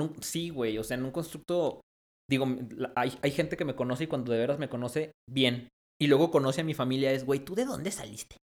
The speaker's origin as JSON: {"language": "Spanish", "town": "León", "region": "Guanajuato", "country": "Mexico", "tie": "born or raised there", "also_born_or_lived": "Mexico City", "moved": "yes", "lives_now": "Zacatecas, Mexico", "said": "yo nací en León."}